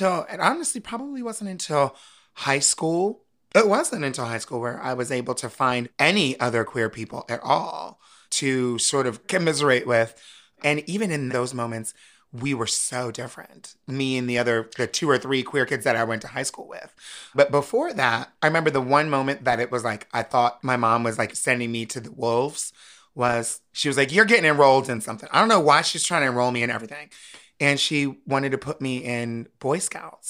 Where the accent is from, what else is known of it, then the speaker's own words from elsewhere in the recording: Wilmington, Delaware, United States; moved away as an adult; also born or lived in Harrisburg, Pennsylvania; now in New York City, United States; I grew up in Wilmington, Delaware, which is not that far from it